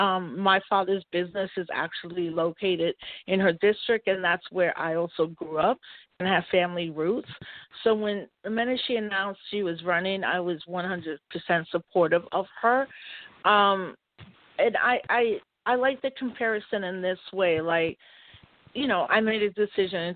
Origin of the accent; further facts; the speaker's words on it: New York City, New York, United States; also born or lived in Maryland / California; I grew up in New York City.